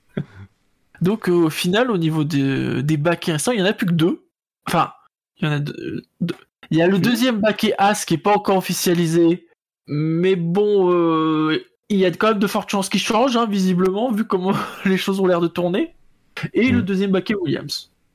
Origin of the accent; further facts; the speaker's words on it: Rouen, Normandy, France; quand on est de Rouen